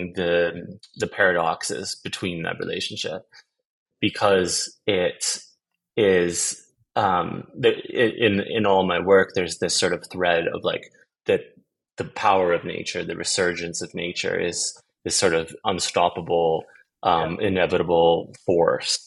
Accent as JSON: {"language": "English", "town": "Vancouver", "region": "British Columbia", "country": "Canada", "tie": "born or raised there", "also_born_or_lived": "Amsterdam, Netherlands", "moved": "as an adult", "lives_now": "Stockholm, Sweden", "said": "I was born in Amsterdam in the Netherlands, and then I moved to Canada when I was about 2 years old, and lived different places across the country, mostly was raised on Vancouver Island and Vancouver"}